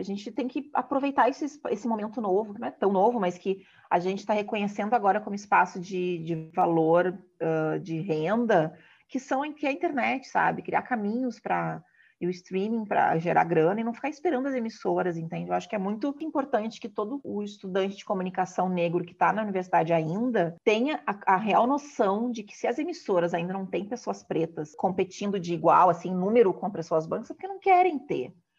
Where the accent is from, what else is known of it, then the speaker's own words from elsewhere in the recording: Porto Alegre, Rio Grande do Sul, Brazil; moved away as an adult; also born or lived in Rio de Janeiro; na minha adolescência, ela foi toda muito branca de convivência, porque o cenário do hip hop em Porto Alegre também ele é muito branco